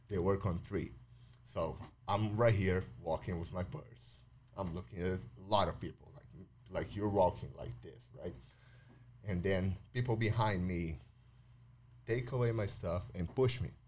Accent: São Paulo, Brazil; Then I got back to Sao Paulo. So I, I grew up in Sao Paulo, uh, living two houses in Sao Paulo, so mostly the same neighborhood.

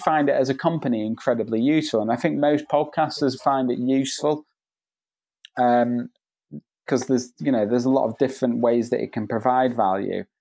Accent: Spain; moved away; I grew up in Spain, so I, my Spanish is fluent

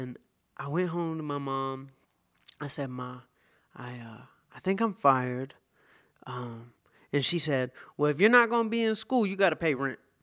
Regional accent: Atlanta, Georgia, United States; moved away as an adult; now in California, United States; I am from Atlanta, Georgia. I grew up, uh, in Shambly, and, um, Atlanta is my hometown.

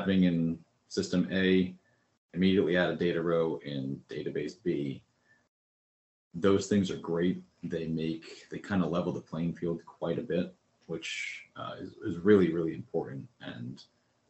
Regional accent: Connecticut, United States; moved away; I grew up in Connecticut, so I moved away from a lot of friends

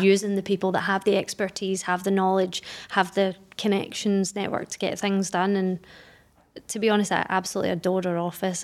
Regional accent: Glasgow, Scotland, United Kingdom; moved away as an adult; now in Dubai, United Arab Emirates; I'm from Glasgow in Scotland. I've been in Dubai for almost ten years now

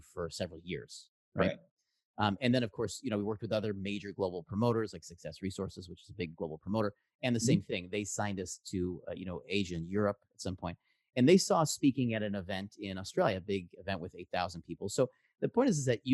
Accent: Chicago, Illinois, United States; now in San Francisco Bay Area, United States; I grew up in Chicago in improv.

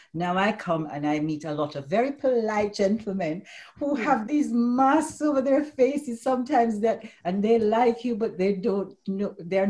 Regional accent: Jamaica; now in United Kingdom; Where are you from? I said, Jamaica.

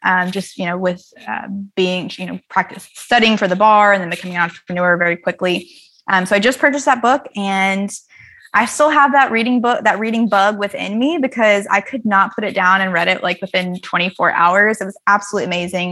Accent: the South, United States; growing up in the South

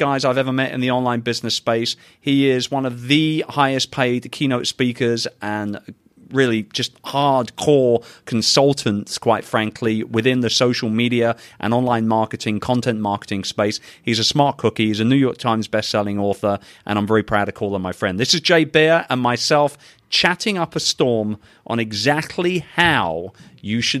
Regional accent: London, United Kingdom; London, England, my hometown

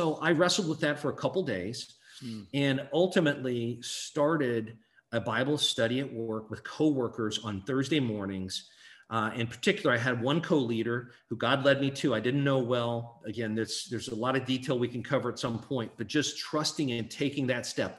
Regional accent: Hannibal, Missouri, United States; I'm a kid from Hannibal, Missouri

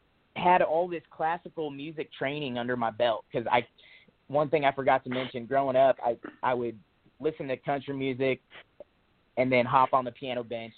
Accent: Latham, Illinois, United States; moved away as an adult; now in Nashville, United States; I grew up in the Midwest. I grew up in a little town called Latham, Illinois, little 400-person farm town. Grew up like many farm kids, you know, around tractors and we had cows for a little bit growing up

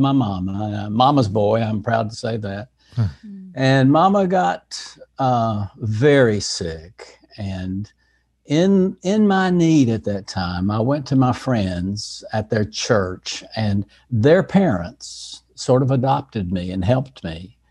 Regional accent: Asheville, North Carolina, United States; In Asheville, North Carolina, in the mountains of North Carolina.

